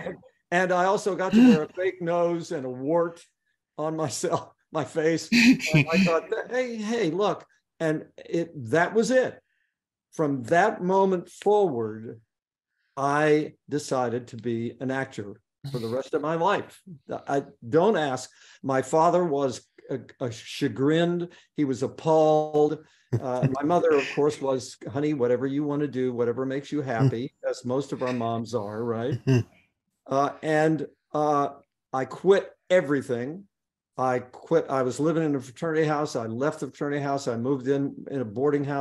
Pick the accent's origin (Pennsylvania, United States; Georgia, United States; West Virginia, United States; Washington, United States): West Virginia, United States; Beckley; I was born here, grew up here, went to school here.